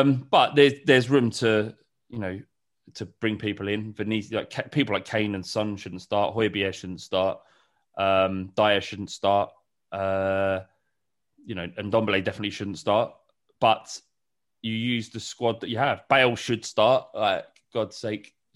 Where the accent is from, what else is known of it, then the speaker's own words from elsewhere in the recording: London, United Kingdom; I grew up in Holloway. I grew up around Highbury